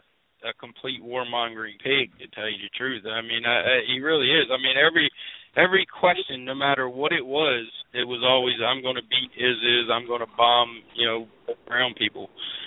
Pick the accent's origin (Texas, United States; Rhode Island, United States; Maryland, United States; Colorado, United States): Maryland, United States; Caroline County, Eastern Shore; I'm from Caroline County and on the Eastern Shore here. Been born and bred, lived here all my life